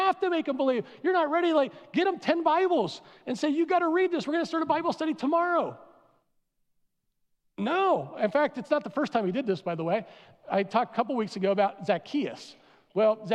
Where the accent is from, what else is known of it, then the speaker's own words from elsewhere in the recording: East Coast, United States; moved away; I'm from the East Coast